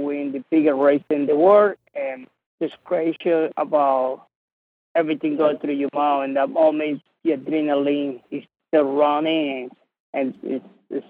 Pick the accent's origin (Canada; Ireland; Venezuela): Venezuela; now in United States; I'm from Venezuela.